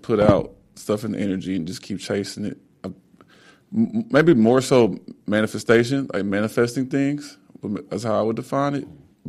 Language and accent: English; Plano, Texas, United States; moved away as an adult; also born or lived in Chicago, Illinois / Dallas, Texas; now in Los Angeles, United States; So I was born in Chicago, and then I moved to Texas in fifth grade. I went to Plano East, and then I went to UNT. Been in Dallas for like 20 years. I moved to LA like 3 years ago.